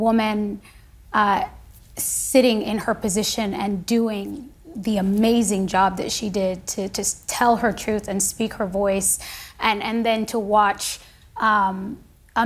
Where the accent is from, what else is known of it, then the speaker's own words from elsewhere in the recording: United States; I am an American